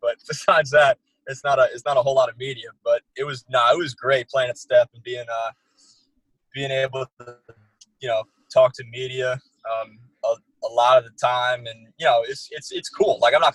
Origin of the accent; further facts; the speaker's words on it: Harrington Park, New Jersey, United States; I'm from North Jersey by Bergen, in Bergen County, Harrington Park, okay. New Jersey